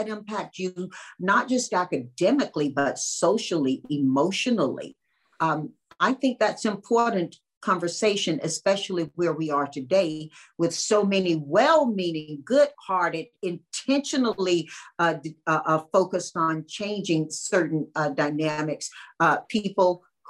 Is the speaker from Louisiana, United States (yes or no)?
no; North Carolina, United States; I grew up in North Carolina